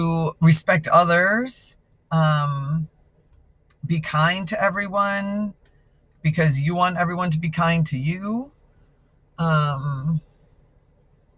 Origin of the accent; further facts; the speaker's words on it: Chicago, Illinois, United States; now in Rocklin, United States; I grew up in the northern suburbs of Chicago